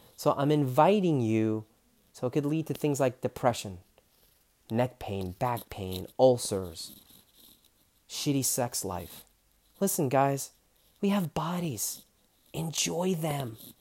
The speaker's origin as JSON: {"language": "English", "region": "New York", "country": "United States", "tie": "born or raised there", "said": "I was born in New York, Queens, New York"}